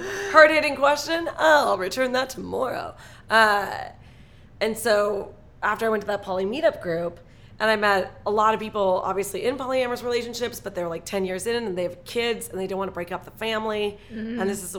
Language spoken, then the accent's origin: English; Toronto, Ontario, Canada; now in Los Angeles, United States; I'm Canadian. I moved here from Toronto.